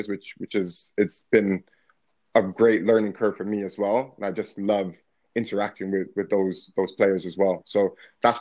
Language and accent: English; Canada; moved away as an adult; also born or lived in United States / Belgium / Hungary; now in United Kingdom; my accent's a bit different. So come from sort of Canada